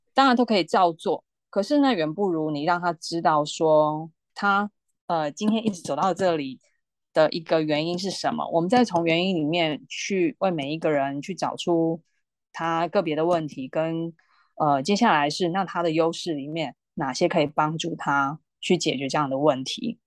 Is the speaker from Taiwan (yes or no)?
yes; Taiwan; 我们台湾人